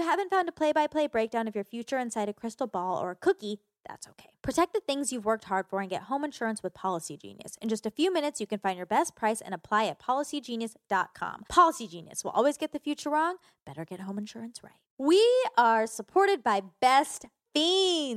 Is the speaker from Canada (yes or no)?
no; Georgia, United States; I grew up in Georgia